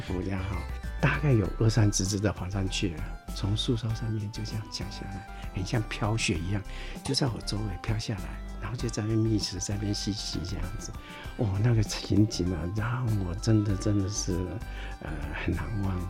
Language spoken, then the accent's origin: Chinese; Taiwan; 我们台湾